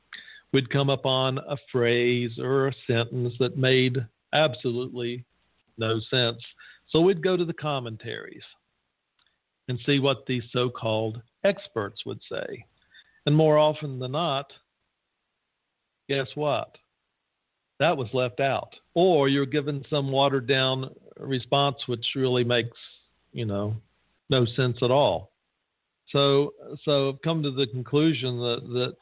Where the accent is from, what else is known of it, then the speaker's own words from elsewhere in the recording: the South, United States; I come from the South